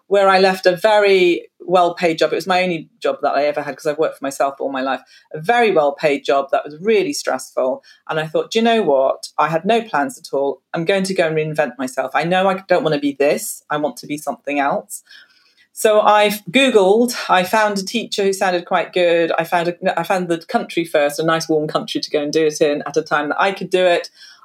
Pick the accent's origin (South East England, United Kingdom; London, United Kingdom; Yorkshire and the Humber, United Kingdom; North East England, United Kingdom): London, United Kingdom; I'm from South London originally